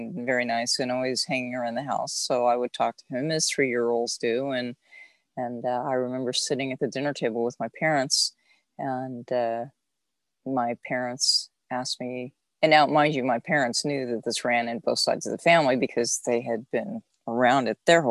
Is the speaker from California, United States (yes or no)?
yes; Southern California, United States; I am actually born and raised in Southern California. So I'm a beach girl, actually.